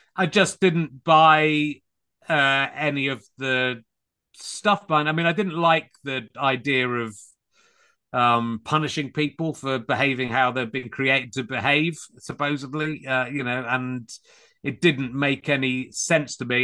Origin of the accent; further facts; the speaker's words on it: Cheddar, South West England, United Kingdom; moved away as an adult; also born or lived in Pocklington, Yorkshire / Leicestershire / London; now in Hertfordshire, United Kingdom; I grew up in Somerset mainly, in Cheddar